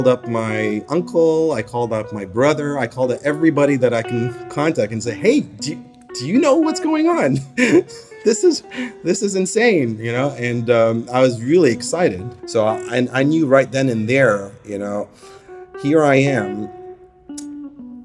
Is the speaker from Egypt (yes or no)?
yes; Egypt; now in New Zealand; So I currently live in New Zealand. I've been living there for the past almost 10 years now. And I work as a doctor, as an urgent care physician. But I was born in Egypt.